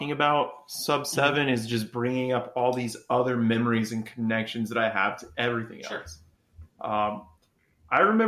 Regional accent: Clovis, New Mexico, United States; it gave me Clovis vibes where we grew up

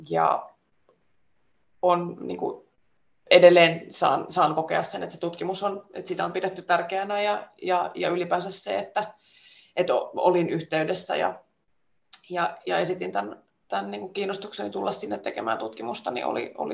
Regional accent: Finland; now in Sweden; Ja myös sit se tietysti, että mä tuun Suomesta Ruotsiin tekemään sitä

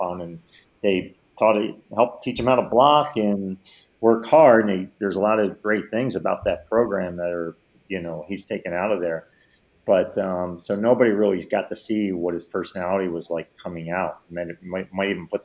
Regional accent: Philadelphia, Pennsylvania, United States; I'm from Philly

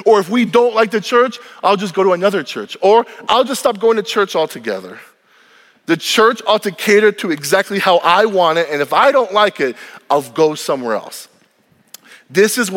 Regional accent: United States; I am grateful to be an American. My mom and dad left Cuba, they left socialism to have a better life in this country. And the moment I was born on this land

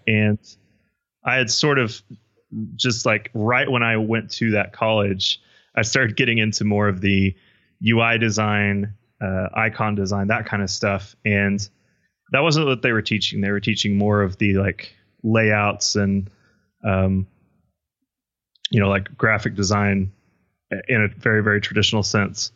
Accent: Midland, Texas, United States; born or raised there

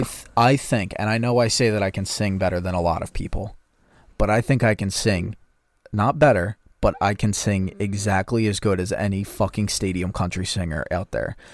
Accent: United States; I'm an American

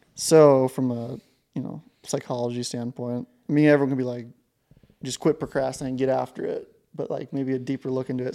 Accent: Ashland, Montana, United States; growing up in Ashland, Montana

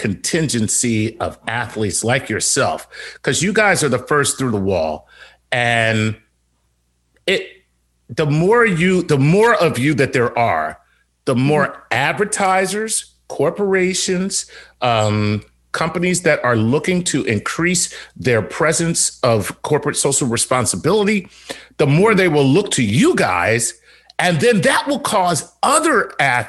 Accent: Philadelphia, Pennsylvania, United States; I'm from Philly

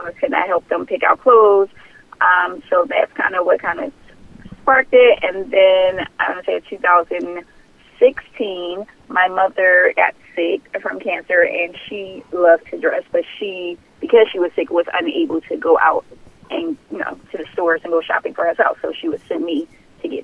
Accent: Philadelphia, Pennsylvania, United States; born and raised in Philadelphia.

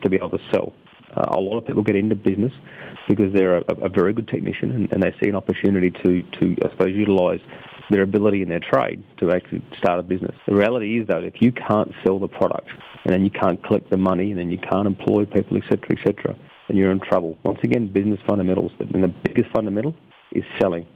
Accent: Rockhampton, Queensland, Australia; also born or lived in Cloncurry, Queensland / Emerald, Queensland; I was born in Cloncurry, grew up in Emerald and Rockhampton in central Queensland.

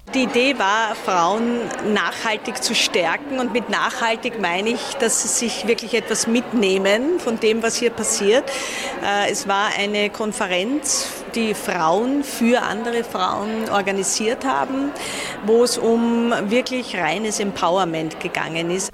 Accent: Vienna, Austria; ich bin in Mauer aufgewachsen

